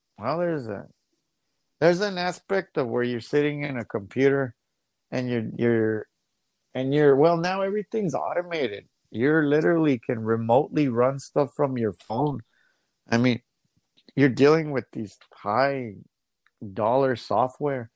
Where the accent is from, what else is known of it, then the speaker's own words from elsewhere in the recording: El Paso, Texas, United States; I grew up in the El Paso Juarez border